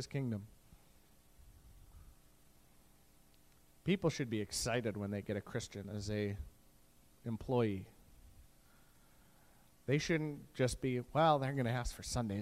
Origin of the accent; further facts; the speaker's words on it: Canada; as a Canadian